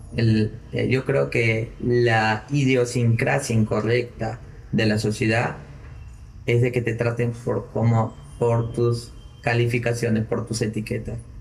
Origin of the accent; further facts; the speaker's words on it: Piura, Peru; como buen piurano